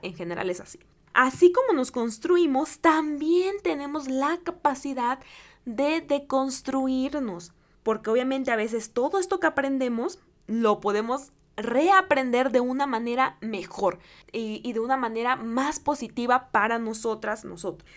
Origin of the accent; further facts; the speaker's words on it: Guerrero, Mexico; en el estado de Guerrero, que es mi, mi estado